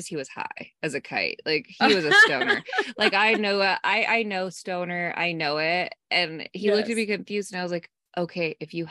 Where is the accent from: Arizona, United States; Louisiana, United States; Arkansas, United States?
Arizona, United States; moved away; I was from Arizona